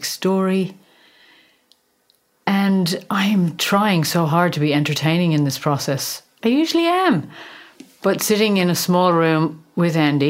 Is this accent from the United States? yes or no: no; Dublin, Leinster, Ireland; accent: Irish; moved away as an adult; also born or lived in London; now in Australia; I grew up in Dublin